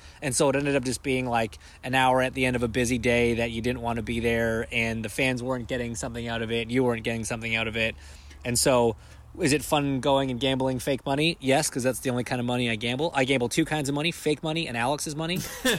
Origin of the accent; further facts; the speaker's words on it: Canada; I'm Canadian.